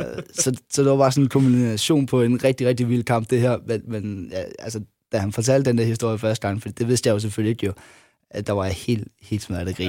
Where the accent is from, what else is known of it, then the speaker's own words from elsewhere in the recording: Funen, Southern Denmark, Denmark; at jeg var fynbo